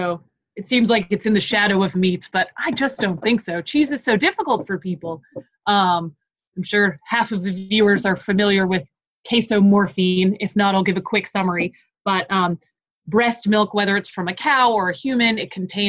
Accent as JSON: {"language": "English", "town": "Boston", "region": "Massachusetts", "country": "United States", "tie": "born or raised there", "moved": "yes", "lives_now": "Greenville, United States", "said": "I am from the Boston area. People did a little figure skating up there. It's not all that unknown. And really, I grew up about 22 minutes away from where Team USA practiced."}